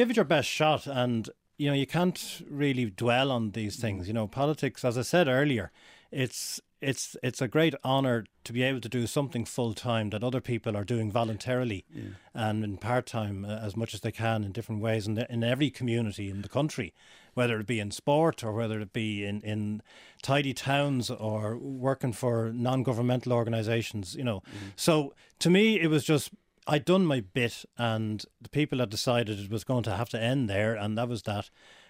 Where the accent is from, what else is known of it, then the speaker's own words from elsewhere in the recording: Dublin, Leinster, Ireland; whether it was Rathfarnham Church growing up in Dublin or in Balbriggan, St. George's Church was very much part of my life